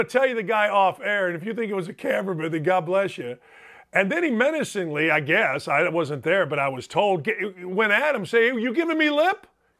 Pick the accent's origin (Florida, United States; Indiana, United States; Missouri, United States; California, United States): Indiana, United States; Gary; Where I grew up in Gary, Indiana, my father was a principal of a school